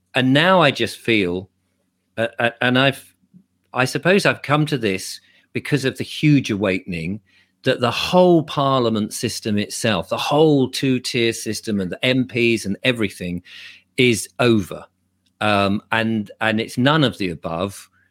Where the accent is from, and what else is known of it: England, United Kingdom